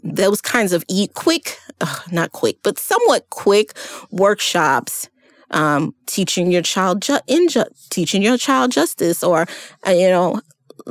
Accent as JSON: {"language": "English", "town": "New York City", "region": "New York", "country": "United States", "tie": "born or raised there", "moved": "yes", "said": "I grew up in New York City"}